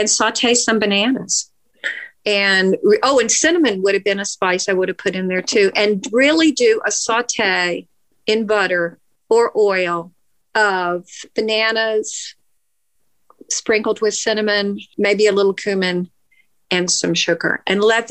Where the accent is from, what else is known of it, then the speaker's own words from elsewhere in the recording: Nashville, Tennessee, United States; I grew up in Nashville and I interned for the Banner back then